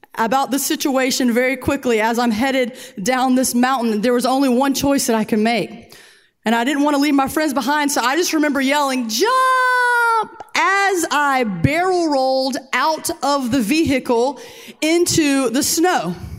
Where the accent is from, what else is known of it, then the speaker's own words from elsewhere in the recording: Columbia, South Carolina, United States; We're from Columbia. It never snows here